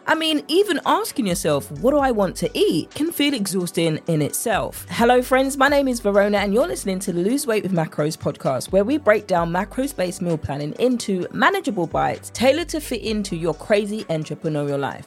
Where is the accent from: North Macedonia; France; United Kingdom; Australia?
United Kingdom; accent: English; I'm from the U K